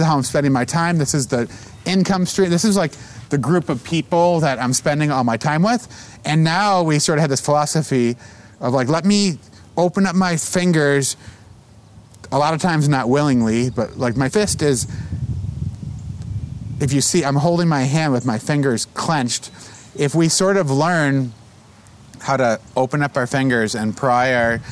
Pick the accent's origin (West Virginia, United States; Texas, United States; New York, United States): New York, United States; Buffalo; I grew up with Michael in Buffalo